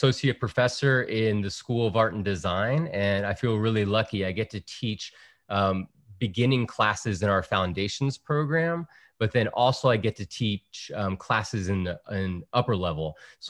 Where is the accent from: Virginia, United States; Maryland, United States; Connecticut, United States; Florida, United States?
Virginia, United States; born there; So my father is from El Salvador. My mother is from Puerto Rico. And I was born on the East Coast in Virginia.